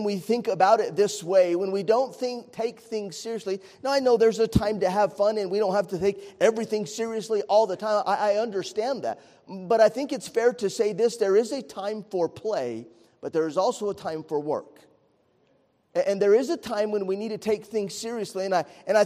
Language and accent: English; Estancia, New Mexico, United States; I grew up in Estancia, New Mexico, was a little bitty rural community